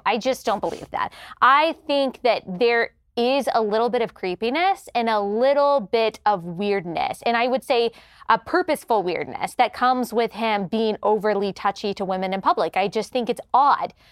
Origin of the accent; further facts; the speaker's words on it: Dallas, Texas, United States; moved away as an adult; also born or lived in South Carolina; I grew up in the Bible Belt in Dallas